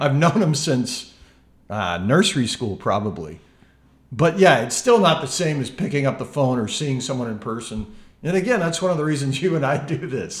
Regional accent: Memphis, Tennessee, United States; I love this city. I love the people of my hometown here

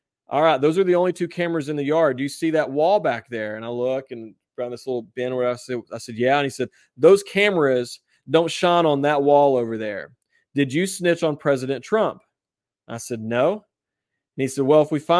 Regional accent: West Virginia, United States; West Virginia

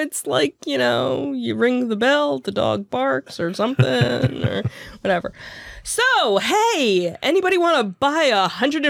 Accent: Jackson, New Jersey, United States; We've got, which is where my hometown was and where I actually worked for many a summer.

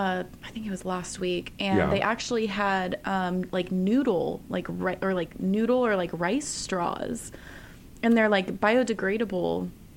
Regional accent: Wales, United Kingdom; I am Welsh, Spanish, Italian.

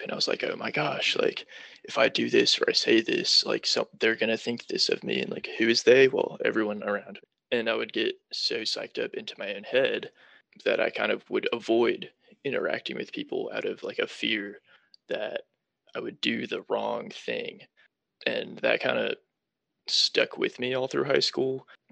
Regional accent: Charlotte, North Carolina, United States; also born or lived in New Hampshire; So, I was born in New Hampshire but I moved down to North Carolina and have been living in the Charlotte area ever since I was four.

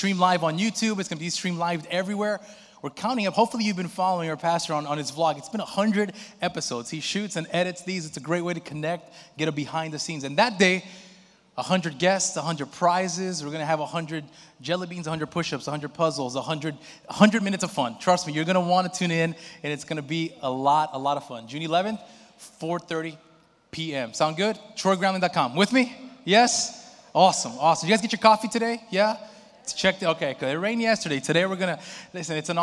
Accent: Brazil; moved away; in my home country, in Brazil

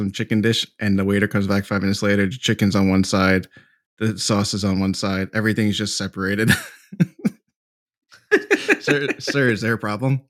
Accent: New Jersey, United States; I'm from Jersey. I'm dirty.

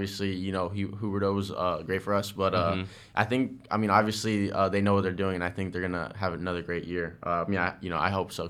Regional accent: Parkland, Florida, United States; I grew up in Parkland. I always wanted to face Rizzo

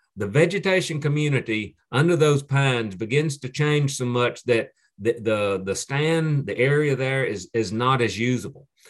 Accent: Piedmont of North Carolina, United States; the area where I grew up in the Piedmont of North Carolina

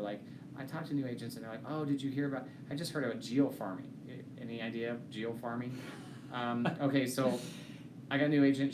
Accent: Kansas, United States; I'm from Kansas and I'm a good young man.

